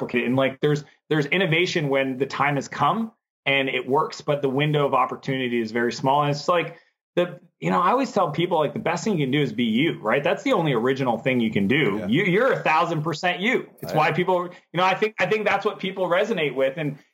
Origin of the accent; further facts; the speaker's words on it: Canada; I'm Canadian.